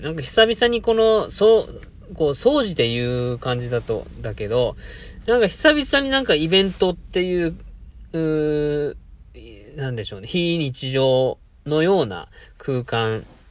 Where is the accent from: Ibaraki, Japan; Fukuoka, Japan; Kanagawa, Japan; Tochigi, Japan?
Fukuoka, Japan; Itoshima; now in Yokkaichi, Japan; 僕の地元は福岡県糸島市なんですけども、僕、そもそも今は四日市でこういうコーヒーの活動してます